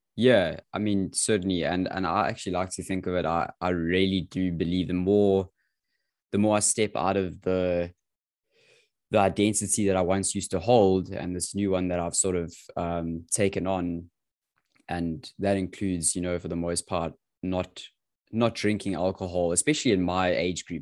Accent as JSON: {"language": "English", "country": "South Africa", "tie": "born or raised there", "said": "as a teenager growing up in South Africa"}